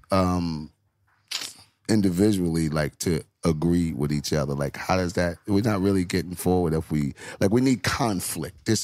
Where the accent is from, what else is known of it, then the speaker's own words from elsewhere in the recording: Berlin, Germany; Born in Berlin.